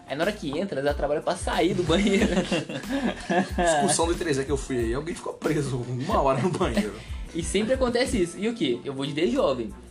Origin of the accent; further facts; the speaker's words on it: Palmares Paulista, São Paulo, Brazil; sou interior de São Paulo, Palmares Paulista.